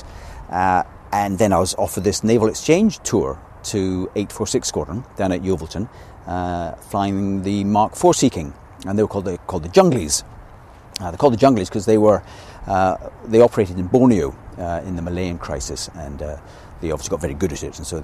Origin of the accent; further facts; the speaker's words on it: Scotland, United Kingdom; being a Scotsman